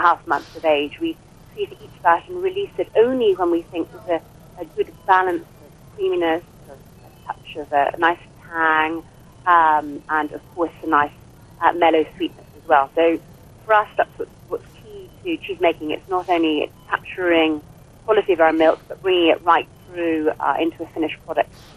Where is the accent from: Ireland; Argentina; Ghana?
Ireland